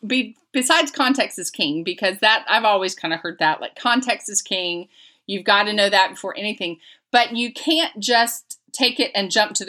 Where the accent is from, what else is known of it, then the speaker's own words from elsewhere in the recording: Lakeland, Florida, United States; I'm from Lakeland, so it's near